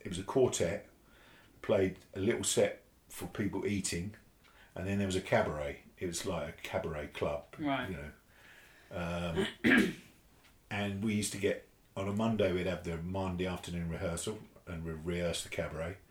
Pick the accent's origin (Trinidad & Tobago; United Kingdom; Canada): United Kingdom; Hitchin, East of England; I, grew up in Hitchin in Hertfordshire, which is about uh, 30 miles from here